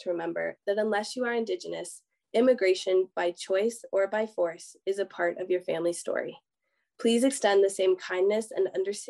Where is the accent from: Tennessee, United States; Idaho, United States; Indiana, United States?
Indiana, United States; I was born and raised in Indiana.